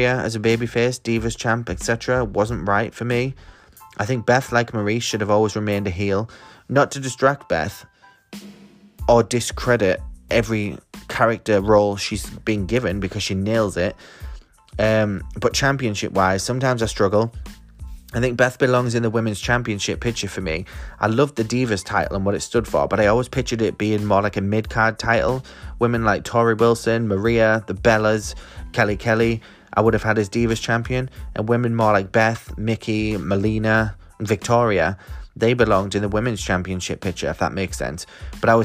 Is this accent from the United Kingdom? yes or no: yes; the north of England, United Kingdom; accent: Northern English; my Northern English accent